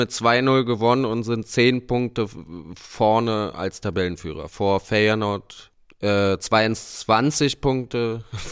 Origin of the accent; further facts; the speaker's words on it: Berlin, Germany; Also ich muss echt sagen, ich auch als Berliner nicht so leicht zu sagen